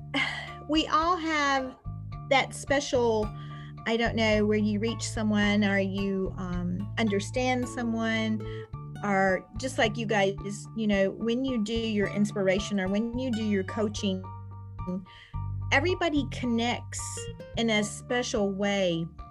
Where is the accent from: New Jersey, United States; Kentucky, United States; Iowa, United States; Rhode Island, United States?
Kentucky, United States; Rooster Run; I was born and raised in Rooster Run, Kentucky